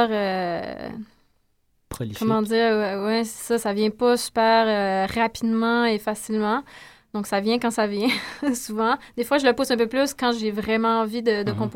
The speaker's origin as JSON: {"language": "French", "town": "Saint-Joseph-de-Madawaska", "region": "New Brunswick", "country": "Canada", "lives_now": "Montreal, Canada", "said": "je viens du Nouveau-Brunswick, de Edmundston en fait, une petite, euh, un petit village près d'Edmondson qui s'appelle Saint-Joseph de Madawaska."}